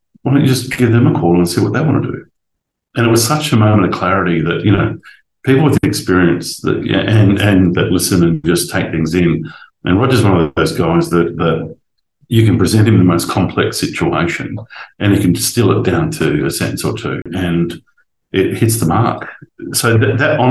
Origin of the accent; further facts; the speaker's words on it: Rockhampton, Queensland, Australia; moved away; When I grew up in Central Queensland, you had to make your own fun.